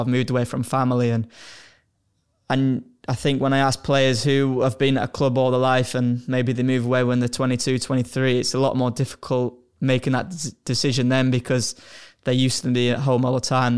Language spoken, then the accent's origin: English; Hull, Yorkshire and the Humber, United Kingdom; moved away; I'm from Hull